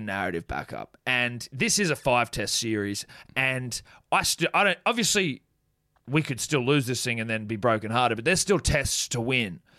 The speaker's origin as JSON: {"language": "English", "country": "New Zealand", "said": "being a New Zealander myself"}